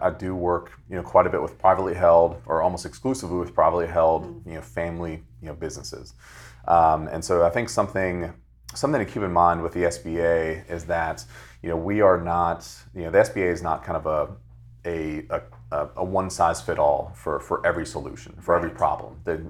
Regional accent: Fredericksburg, Virginia, United States; now in Richmond, United States; So originally, I'm from Fredericksburg, Virginia. I work now and live in Richmond, Virginia, here locally.

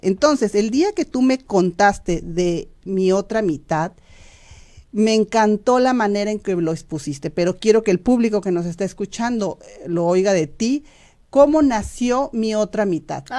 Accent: Mexico; moved away as an adult; now in United States; yo hablo por los mexicanos porque pues soy mexicana

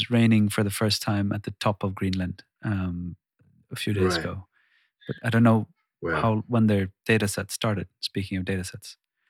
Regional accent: Sweden; first language Swedish; English is a second language; moved away as an adult; now in Iceland; I've been living, born and raised in Sweden, like I said, and recently moved here.

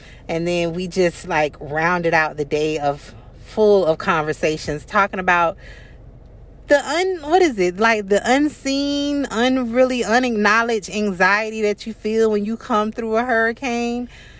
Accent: Florida, United States; being native Floridians, I'm from Florida.

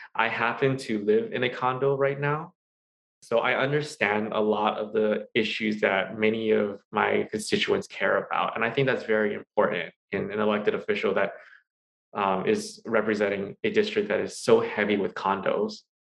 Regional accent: Hawaii, United States; also born or lived in Pennsylvania; I was born and raised here in Hawaii

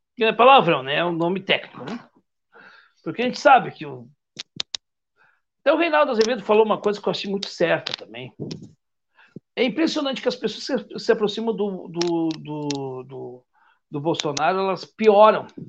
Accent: Rio Grande do Sul, Brazil; eu sou gaúcho

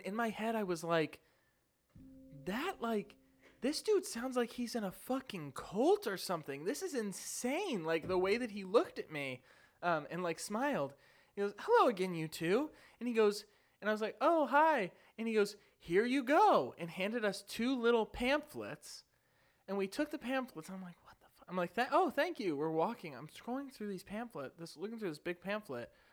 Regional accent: St. Louis, Missouri, United States; I'm from Saint Louis

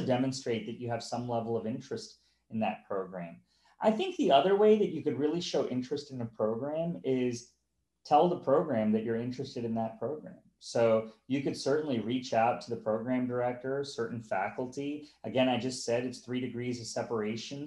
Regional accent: North Carolina, United States; moved away; I'm from North Carolina. I went to the University of North Carolina, and I've moved on since.

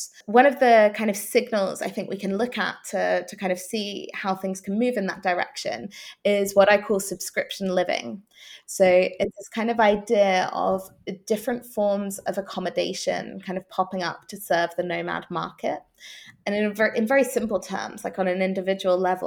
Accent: Norwich, East of England, United Kingdom; moved away; also born or lived in Amsterdam / Kuala Lumpur / Melbourne; here in Norwich, my hometown in the UK

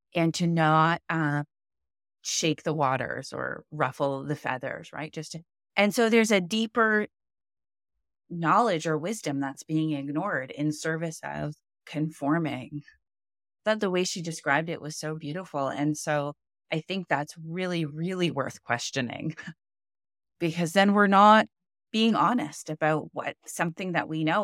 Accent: Canada; I'm Canadian.

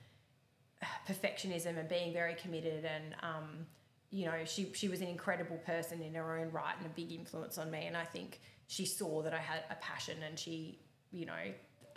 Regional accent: Melbourne, Victoria, Australia; I grew up in the southeastern suburbs in Melbourne

